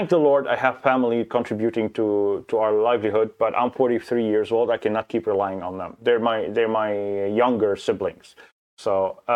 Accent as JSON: {"language": "English", "country": "Lebanon", "said": "I am from Lebanon"}